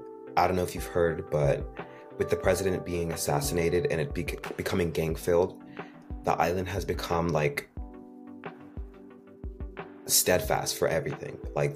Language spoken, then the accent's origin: English; New York City, New York, United States; also born or lived in Haiti; I'm 17, and I was born in the United States. I was born in Queens, New York, but I've got to grow up with the duality of Haitian culture